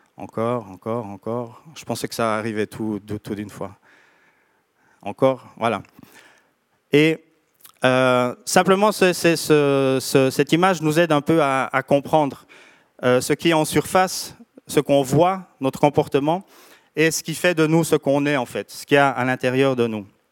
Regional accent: Switzerland; on vient de Suisse

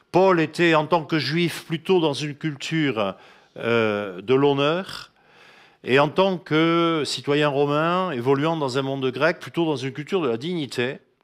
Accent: France; en tant que Français

